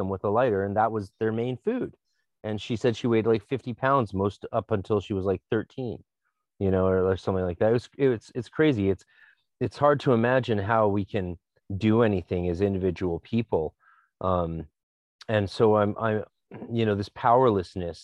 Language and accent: English; Canada; also born or lived in Vancouver; being a Canadian